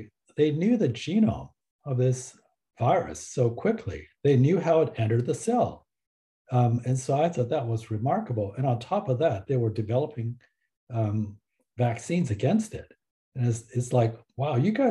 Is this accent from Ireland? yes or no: no; Taiwan; now in Canada; I was born in Taiwan